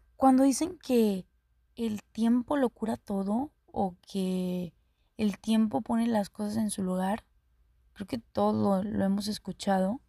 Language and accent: Spanish; Cadereyta Jiménez, Nuevo León, Mexico; Soy de Caderita, Nuevo León. Para los que no ubiquen, mi ranchito está a un lado, a un ladito, pegadito ahí, de Monterrey.